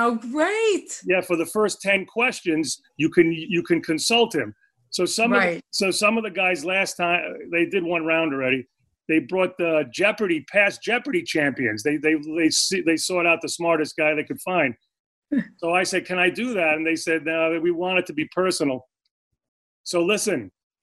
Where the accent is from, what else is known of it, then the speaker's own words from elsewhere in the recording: New York City, New York, United States; moved away as an adult; also born or lived in Middle Village, Queens; now in Los Angeles, United States; I grew up in Forest Hills